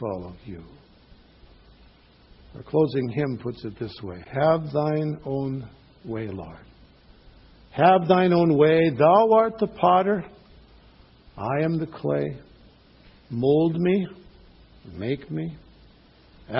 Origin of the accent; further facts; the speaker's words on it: Cloquet, Minnesota, United States; a pastor in my hometown